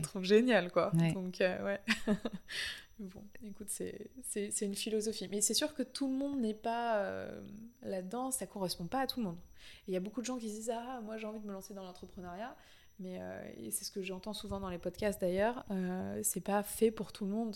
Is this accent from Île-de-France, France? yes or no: yes; Paris, Île-de-France, France; moved away as an adult; also born or lived in Canada; j'ai toujours été hyper attachée à Paris, c'est ma ville natale